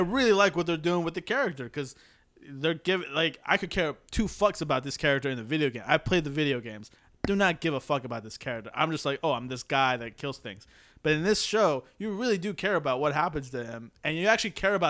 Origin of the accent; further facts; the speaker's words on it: United States; I'm American.